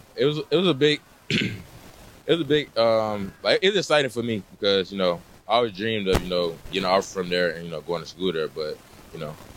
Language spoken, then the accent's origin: English; Alabama, United States; now in Texas, United States; I'm originally from Alabama